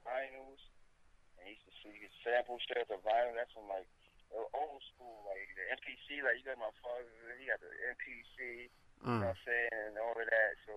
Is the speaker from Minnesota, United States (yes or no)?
no; New York City, New York, United States; I was born in the Bronx. I lived there since 1990